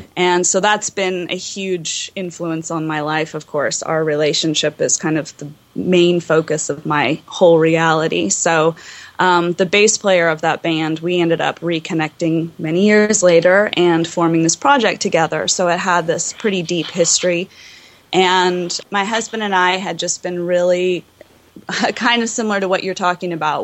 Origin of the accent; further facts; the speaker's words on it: Los Angeles, California, United States; I grew up in Los Angeles